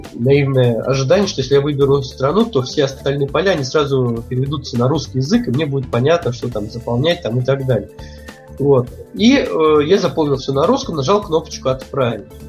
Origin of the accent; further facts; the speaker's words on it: Russia; я вроде как из России